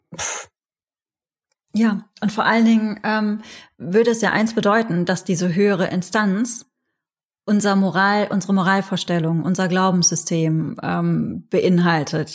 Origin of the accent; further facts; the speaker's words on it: North Rhine-Westphalia, Germany; ich bin in der Nähe von Holland aufgewachsen